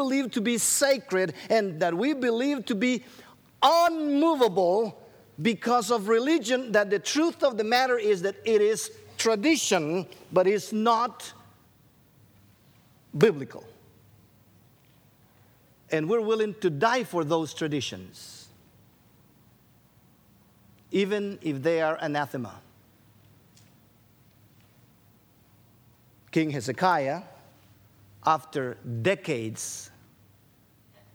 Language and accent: English; Guatemala; Rachel and I, we grew up in Guatemala